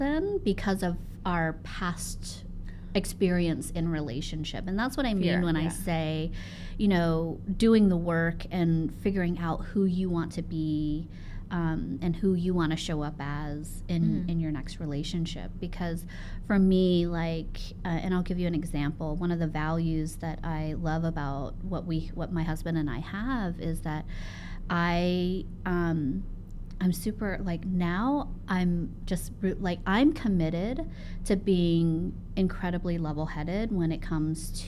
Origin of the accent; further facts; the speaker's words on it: Savannah, Georgia, United States; I'm from Savannah, Georgia